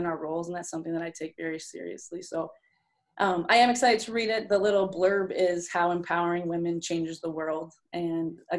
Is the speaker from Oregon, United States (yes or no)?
no; Rapid City, Michigan, United States; being from a small town, growing up in Rapid City, Michigan, going to Kalkaska High School